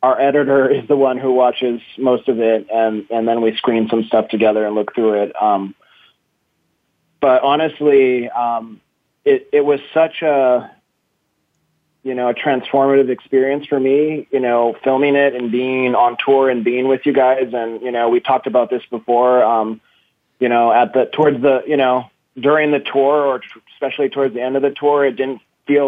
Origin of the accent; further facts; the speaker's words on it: Brazil; moved away as an adult; also born or lived in Massachusetts; now in San Francisco, United States; I grew up in Brazil